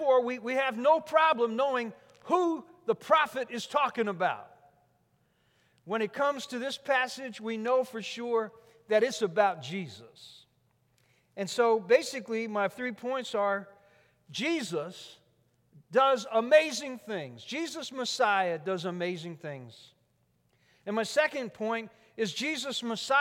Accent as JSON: {"language": "English", "town": "Newark", "region": "New Jersey", "country": "United States", "tie": "born or raised there", "also_born_or_lived": "Memphis, Tennessee", "said": "The city I grew up in, Newark, had more housing projects per capita than any city in America."}